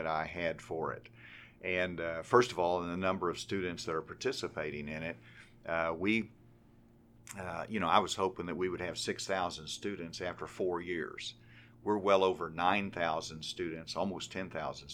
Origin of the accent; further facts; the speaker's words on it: Arkansas Hill Country, United States; I grew up here in the Hill Country